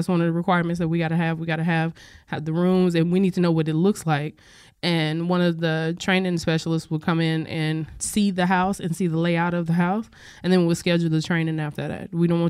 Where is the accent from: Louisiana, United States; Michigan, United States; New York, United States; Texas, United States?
Louisiana, United States; now in Washington, United States; I'm not originally from this area. I'm from Louisiana originally.